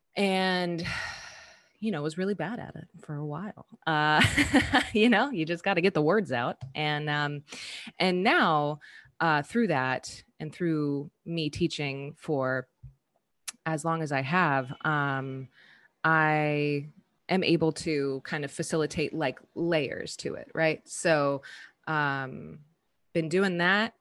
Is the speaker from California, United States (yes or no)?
yes; Southern California, United States; moved away as an adult; also born or lived in Colorado; now in San Francisco, United States; I'm originally from Southern California, and I say I'm from San Francisco now because that is home